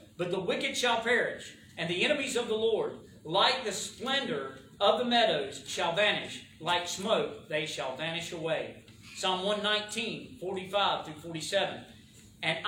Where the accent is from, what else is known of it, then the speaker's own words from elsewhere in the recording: the South, United States; accent: southern; My southern accent